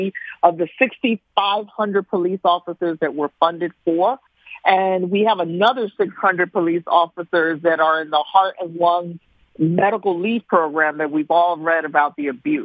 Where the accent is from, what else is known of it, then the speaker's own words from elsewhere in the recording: Philadelphia, Pennsylvania, United States; also born or lived in South Kensington, Philadelphia; I grew up in Hunting Park.